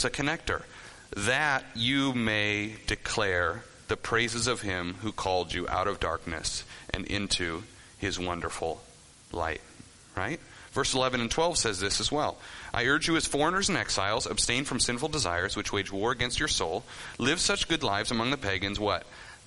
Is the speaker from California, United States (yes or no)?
yes; San Diego, California, United States; San Diego, all right? My hometown